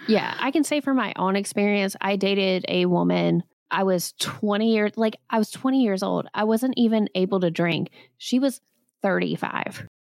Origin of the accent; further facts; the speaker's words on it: Alabama, United States; I grew up in Alabama